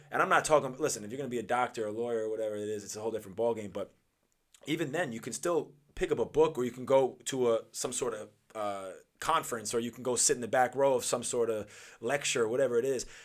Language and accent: English; Huntington, New York, United States; also born or lived in Los Angeles, California; I'm from Huntington